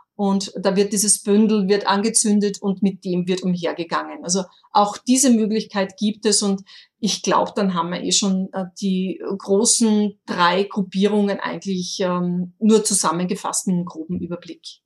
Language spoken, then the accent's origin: German; Austria; accent: Austrian dialect; mit meinem österreichischen Dialekt